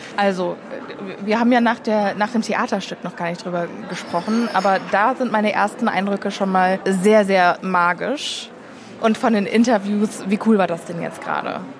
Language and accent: German; south of Frankfurt, Hesse, Germany; Wir kommen aus Hessen.